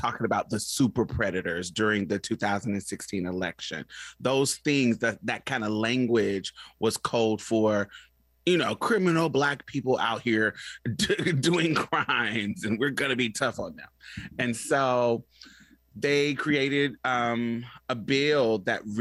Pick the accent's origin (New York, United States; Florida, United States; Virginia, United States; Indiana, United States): Indiana, United States; Indianapolis; also born or lived in Boston, Massachusetts / Chicago, Illinois; now in Houston, United States; I grew up in Indianapolis, Indiana, and Boston, Massachusetts, and a little bit in Chicago, but my main base was Indianapolis